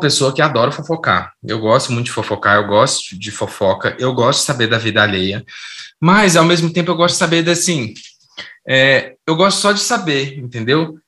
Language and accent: Portuguese; Brazil; also born or lived in Belo Horizonte; eu nasci em Belo Horizonte, mas eu cresci no interior.